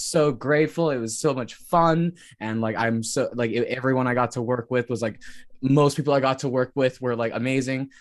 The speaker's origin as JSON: {"language": "English", "area": "Wet'suwet'en territory", "region": "British Columbia", "country": "Canada", "said": "I'm from Wet'suwet'en. So that's like Canada and BC"}